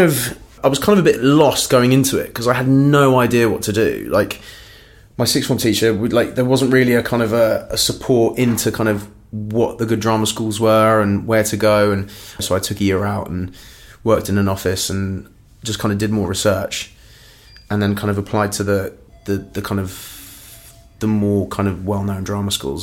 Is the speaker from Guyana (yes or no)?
no; London, United Kingdom; also born or lived in Cork, Ireland; grew up in northwest London, in a place called Hayes